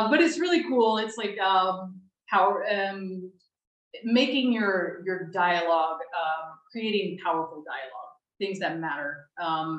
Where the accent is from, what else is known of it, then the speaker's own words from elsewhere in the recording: United States; moved away as an adult; now in Spain; I'm American